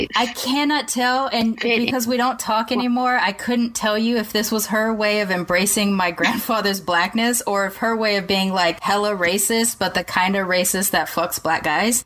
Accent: Long Beach, California, United States; I grew up in Long Beach

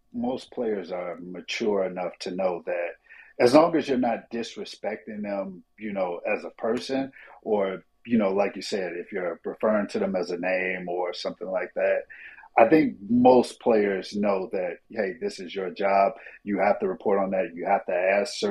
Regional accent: Chicago, Illinois, United States; I'm a kid from Chicago

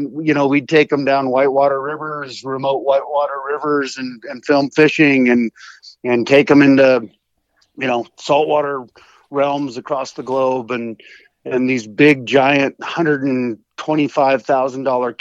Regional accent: Oregon, United States; moved away as an adult; now in Montana, United States; I grew up in Oregon

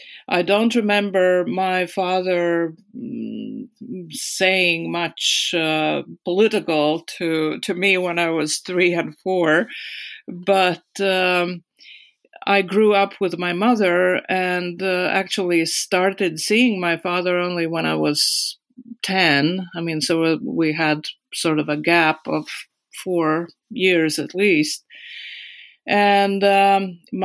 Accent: Riga, Latvia; English is a second language; moved away as an adult; also born or lived in United States / Stockholm, Sweden / Munich, Germany; I was born in 1958 in Riga, Latvia.

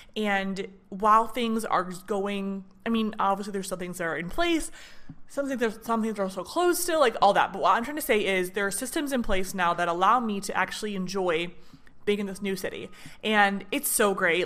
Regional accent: Michigan, United States; moved away as an adult; now in Nashville, United States; I'm from Michigan

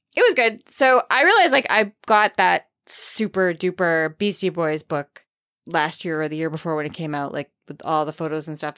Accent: Maine, United States; I grew up in Maine, where people who grew up in Maine, many of them don't say the letter R

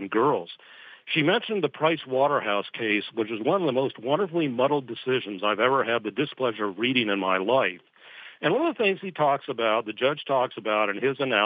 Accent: Scotland, United Kingdom; accent: Scottish; That's my Scottish accent

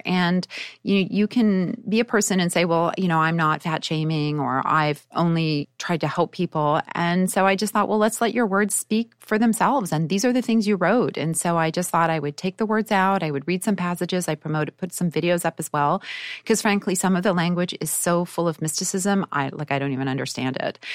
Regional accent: Winnipeg, Manitoba, Canada; I grew up in Canada in Winnipeg

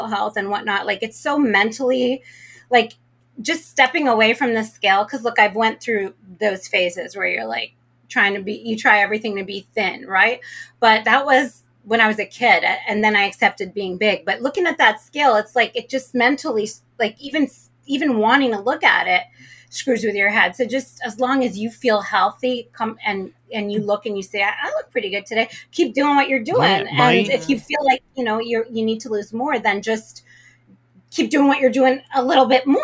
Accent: Toronto, Ontario, Canada; moved away as an adult; also born or lived in Las Vegas; born and raised in Toronto, Canada, but my ethnicity is Arabic, so I'm Palestinian

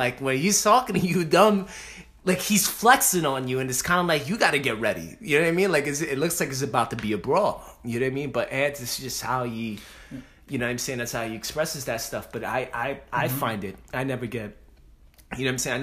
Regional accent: New York City, New York, United States; two Puerto Rican Dominican motherfuckers from the Bronx

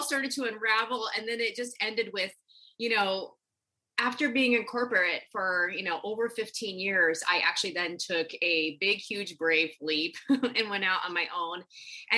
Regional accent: Nebraska, United States; I grew up in Nebraska

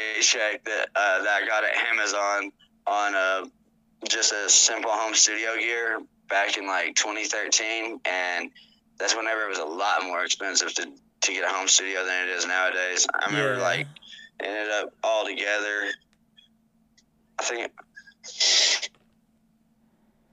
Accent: Tennessee, United States; moved away as an adult; now in New Mexico, United States; I'm originally from Tennessee. I've been living out in New Mexico since 2019

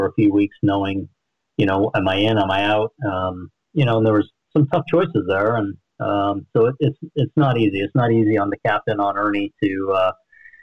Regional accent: East Coast, United States; moved away as an adult; also born or lived in Utah, US (BYU) / Western US; growing up on the East Coast

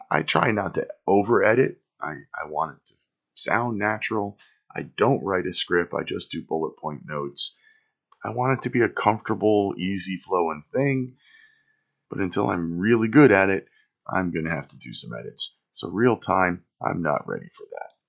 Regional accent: Watkins Glen, New York, United States; born there; also born or lived in California / Florida / Pennsylvania; I was born in Watkins Glen, New York lived in New York, California, Florida, and Pennsylvania before I graduated high school.

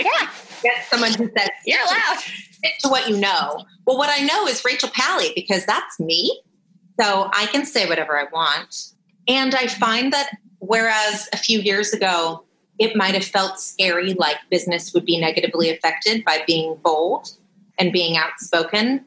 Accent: Los Angeles, California, United States; I'm from Los Angeles. My parents are here

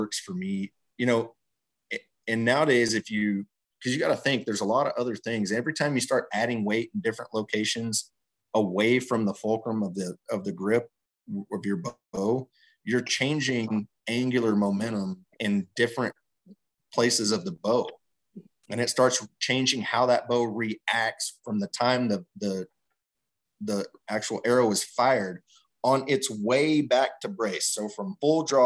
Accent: Texas, United States; moved away; I grew up in Texas, you know, hunting out of tree stands and ground blinds and stuff like that.

